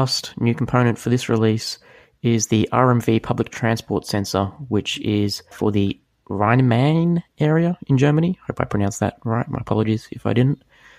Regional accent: Australia; As an Aussie

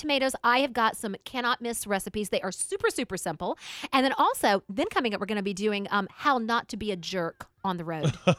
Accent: United States; I'm an American woman

